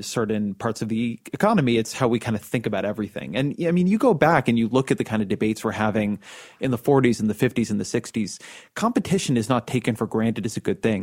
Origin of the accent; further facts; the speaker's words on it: California, United States; I'm a Californian